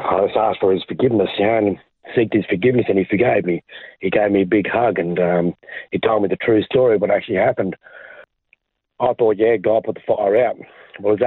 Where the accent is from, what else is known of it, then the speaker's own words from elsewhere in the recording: Brisbane, Queensland, Australia; I was born in Brisbane, Queensland, Australia. Lived there most of my life